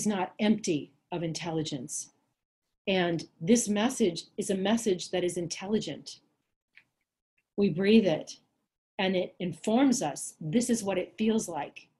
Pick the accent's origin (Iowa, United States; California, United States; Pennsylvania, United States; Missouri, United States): California, United States; Los Angeles; moved away; also born or lived in Minnesota; a girl growing up in Los Angeles